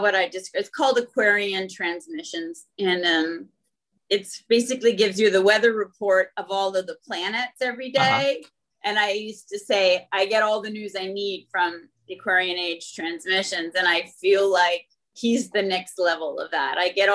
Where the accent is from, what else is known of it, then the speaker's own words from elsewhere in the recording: Northern Canada, Canada; I grew up in Northern Canada and was outside alone a lot and developed a real connection.